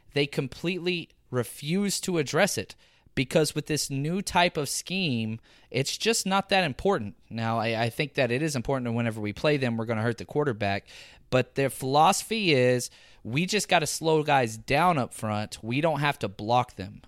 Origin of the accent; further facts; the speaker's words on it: Texas, United States; accent: Texan; I'm from Texas